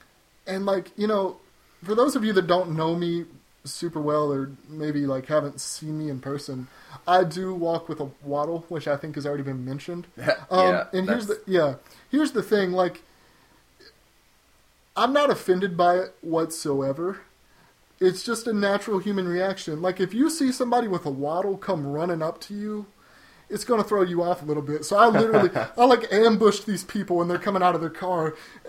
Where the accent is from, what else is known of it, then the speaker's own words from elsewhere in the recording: Nashville, Tennessee, United States; I'm from Nashville, so I thought, you know what, that would be great.